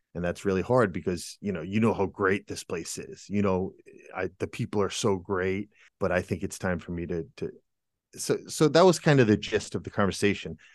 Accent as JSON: {"language": "English", "country": "United States", "moved": "as an adult", "lives_now": "Germany", "said": "I'm an American"}